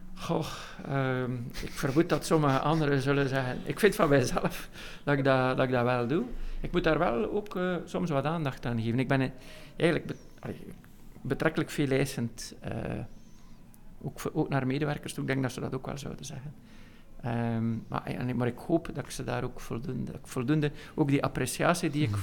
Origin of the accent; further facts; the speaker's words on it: Veurne, Flanders, Belgium; Ik kom uit Veuren